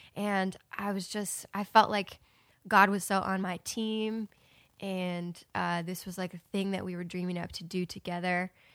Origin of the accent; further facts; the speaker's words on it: Ohio, United States; moved away; I moved to my hometown and I was gonna stay there for about a month or two, and my plan was to move to Nashville, like, right away. And when I got to, uh, Ohio